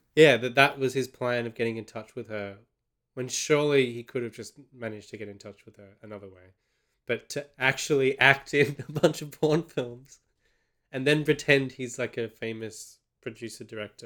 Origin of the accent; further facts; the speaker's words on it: Australia; from an Australian perspective